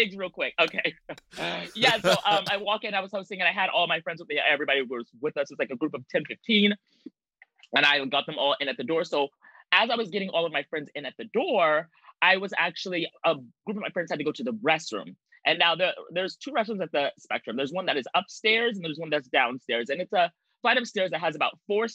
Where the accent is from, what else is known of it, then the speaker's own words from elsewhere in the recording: Anchorage, Alaska, United States; now in New York City, United States; I am not from New York. I'm from Anchorage, Alaska